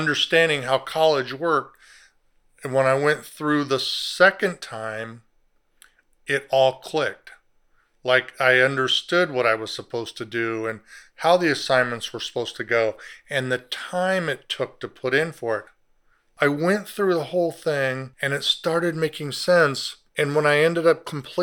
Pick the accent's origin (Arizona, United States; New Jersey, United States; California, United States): California, United States; Southern; I grew up in Southern California